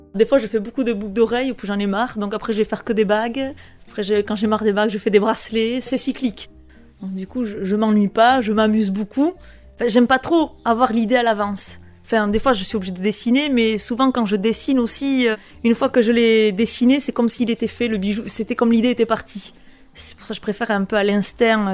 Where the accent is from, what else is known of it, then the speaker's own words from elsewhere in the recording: Bunus, Nouvelle-Aquitaine, France; also born or lived in Baigorri; je suis euh, de Bunus et j'ai monté euh, mon atelier de bijouterie joaillerie à Baigori